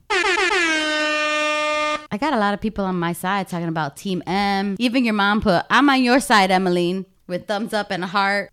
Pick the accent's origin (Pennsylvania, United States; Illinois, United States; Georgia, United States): Illinois, United States; Chicago; moved away as an adult; now in Florida, United States; I was born and raised in Humboldt Park in Chicago, and that I left, um, everything I had and I moved to Florida to be with you.